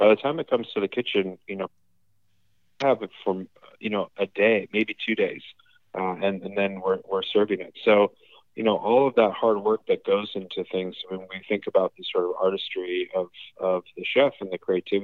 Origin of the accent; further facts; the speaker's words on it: Los Angeles, California, United States; moved away as an adult; also born or lived in Hokkaido, Japan / United Kingdom; I grew up in Los Angeles, but was fortunate to do a lot of traveling with them